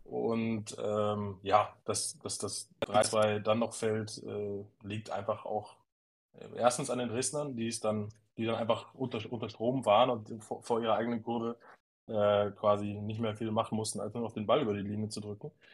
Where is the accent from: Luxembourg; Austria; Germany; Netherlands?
Germany; Osnabrück district, Lower Saxony; now in Munich, Germany; gebürtiger Schilderhauser